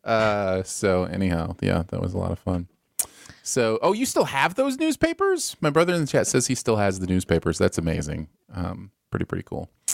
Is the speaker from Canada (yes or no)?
no; Michigan, United States; moved away; also born or lived in Bridgeport, Connecticut; growing up in Michigan